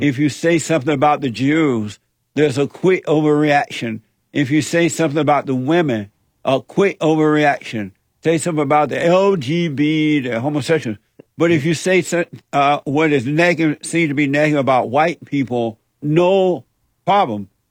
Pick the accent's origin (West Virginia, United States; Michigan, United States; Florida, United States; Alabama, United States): Alabama, United States; I grew up in Alabama on a plantation under the so-called Jim Crow laws